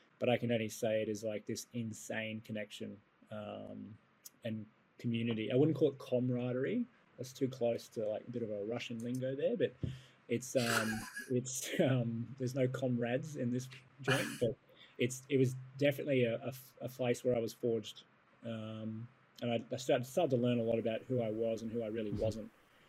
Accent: Papua New Guinea; And I grew up in Papua New Guinea.

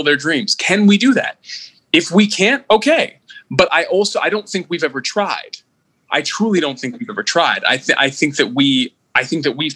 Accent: United States; I'm an American. I'm an American with all that entails

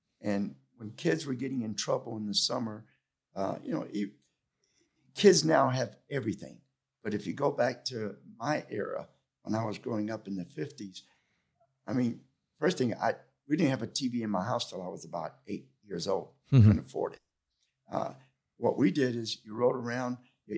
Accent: Tampa, Florida, United States; also born or lived in Cuba; Well, I was born in Cuba, but I came over when I was a year old, and I grew up in Ybor City. And in my household, I was not allowed to speak English

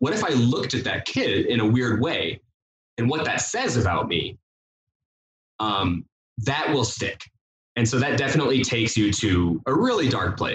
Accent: St. George, Utah, United States; I'm from St. George, Utah.

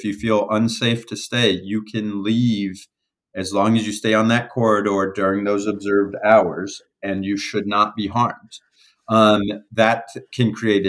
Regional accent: United States; I'm from America

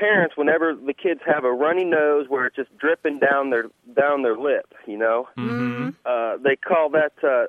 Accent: Indiana, United States; now in Quincy, United States; I'm from Indiana, and growing up there

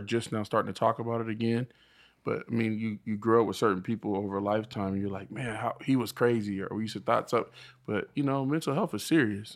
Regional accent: Riverside, California, United States; actually from the I E. We grew up in Riverside

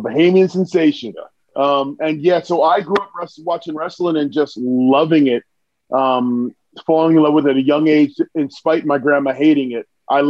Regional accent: New Jersey, United States; moved away as an adult; also born or lived in New York; Where I grew up in New Jersey

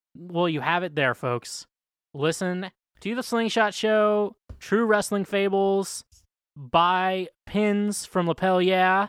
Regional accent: Midwest, United States; I'm from the Midwest

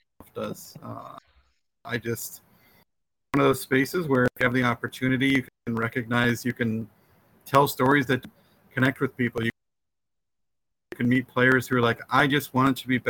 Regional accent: New Jersey, United States; I'm from New Jersey, but I have four older brothers and one young brother

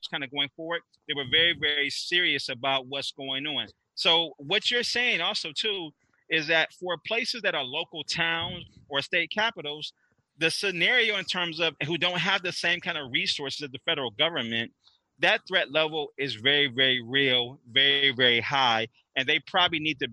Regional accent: Michigan, United States; I'm from Michigan

